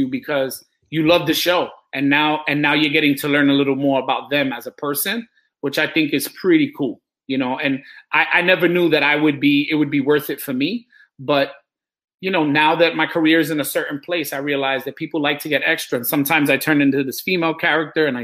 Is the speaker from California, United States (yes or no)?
no; New York City, New York, United States; I'm from New York City